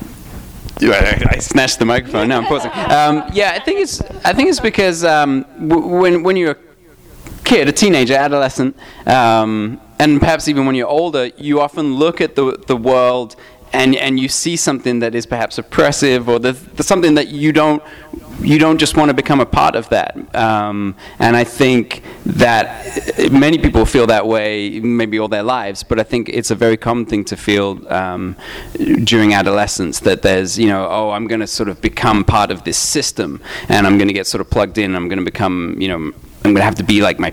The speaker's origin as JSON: {"language": "English", "region": "England", "country": "United Kingdom", "tie": "born or raised there", "said": "I grew up in England, and I used to get, I used to buy 2000 AD with my pocket money"}